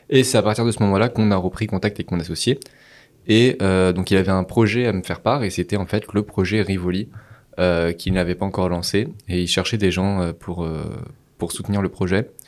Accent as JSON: {"language": "French", "town": "Paris", "region": "Île-de-France", "country": "France", "said": "moi, il faut savoir que je suis parisien de base."}